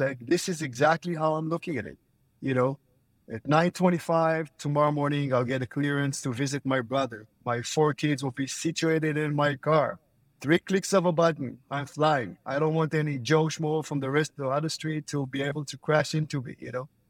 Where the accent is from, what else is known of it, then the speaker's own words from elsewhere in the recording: Israel; now in Florida, United States; I'm originally from Israel. I'm living in Florida